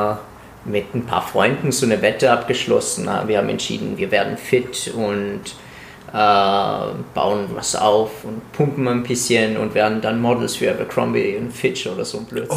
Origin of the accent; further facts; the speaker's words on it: Italy; moved away; ich komme aus Italien